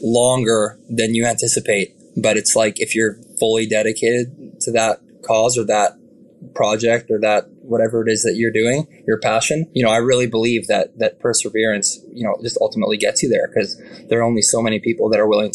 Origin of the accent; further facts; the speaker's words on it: Canada; as a Canadian